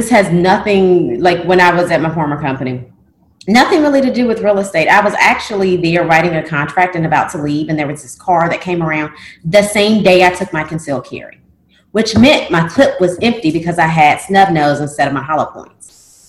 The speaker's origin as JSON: {"language": "English", "region": "the South", "country": "United States", "said": "It's French, and I'm from the South, so – I don't know."}